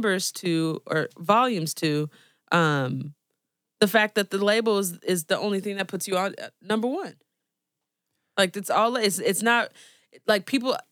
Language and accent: English; Oakland, California, United States; we are from Oakland